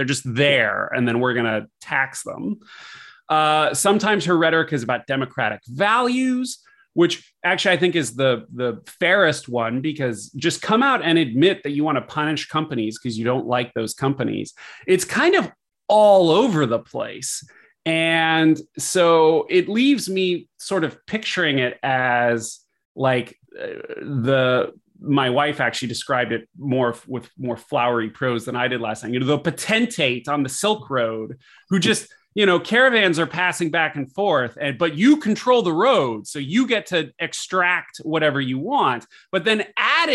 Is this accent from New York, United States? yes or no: no; California, United States; I am a Californian